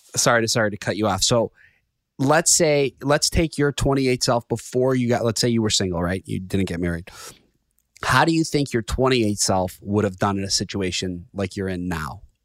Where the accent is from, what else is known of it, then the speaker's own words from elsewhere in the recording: Chicago, Illinois, United States; I'm from Chicago